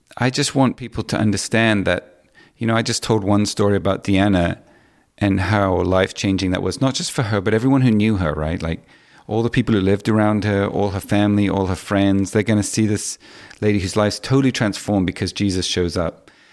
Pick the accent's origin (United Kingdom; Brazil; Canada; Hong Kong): Hong Kong; I grew up in Hong Kong